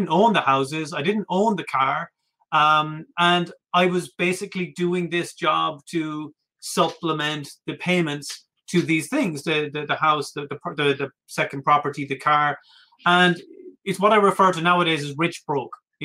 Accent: Ireland; that's just being Irish

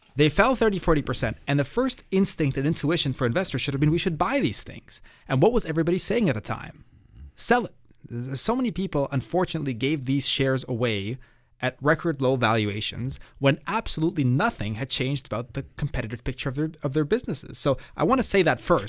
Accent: Toronto, Ontario, Canada; growing up in Toronto

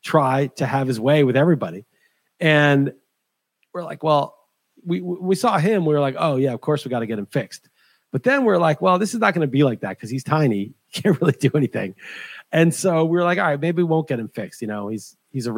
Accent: New York, United States; moved away as an adult; I grew up in New York

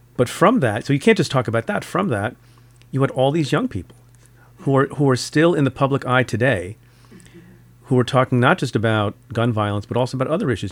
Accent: India; moved away; And I'm from India, was born in India

